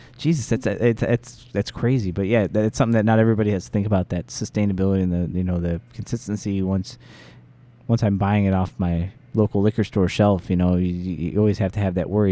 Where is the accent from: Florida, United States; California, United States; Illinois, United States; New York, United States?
Illinois, United States; Joliet; I'm a Joliet kid